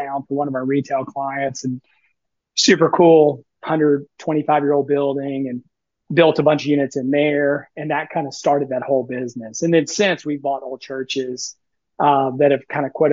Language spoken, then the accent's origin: English; Memphis, Tennessee, United States; also born or lived in Knoxville, Tennessee; now in Nashville, United States; I grew up in Memphis, Tennessee